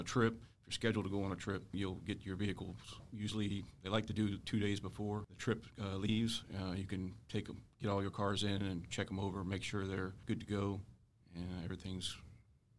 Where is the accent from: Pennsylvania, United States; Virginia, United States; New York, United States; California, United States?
Virginia, United States; I was born and raised in Virginia, so didn't have to move or anything to accept the position